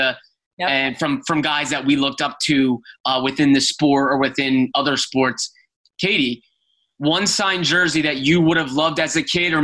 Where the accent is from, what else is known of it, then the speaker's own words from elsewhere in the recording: Philadelphia, Pennsylvania, United States; I grew up in the Philadelphia area